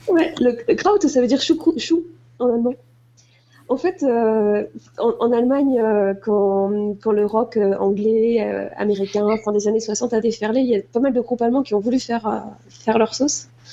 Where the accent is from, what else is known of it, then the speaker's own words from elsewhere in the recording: Moselle, Grand Est, France; j'ai grandi en Moselle